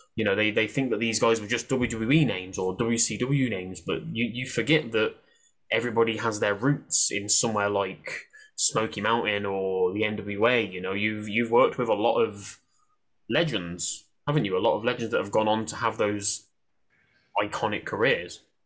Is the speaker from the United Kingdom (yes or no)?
yes; Coventry, West Midlands, United Kingdom; I'm from Coventry, just just by Birmingham in the Midlands